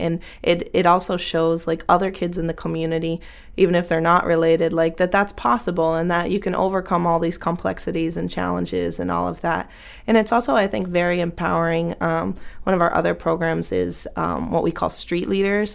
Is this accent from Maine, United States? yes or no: yes; Bangor, Maine, United States; moved away as an adult; also born or lived in Lewiston, Maine; my experience growing up in Bangor Brewer area